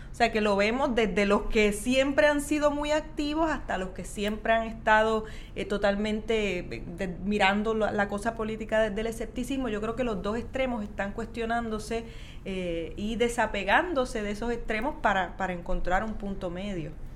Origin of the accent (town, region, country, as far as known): Puerto Rico